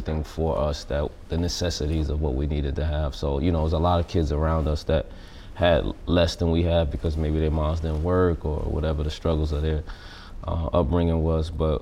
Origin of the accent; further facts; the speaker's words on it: New York City, New York, United States; I'm from Brooklyn. I grew up pretty much just me, my brother, and my mom